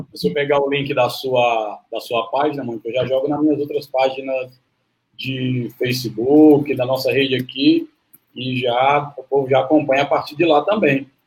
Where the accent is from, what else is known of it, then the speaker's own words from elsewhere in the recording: Fortaleza, Ceará, Brazil; eu sou de Fortaleza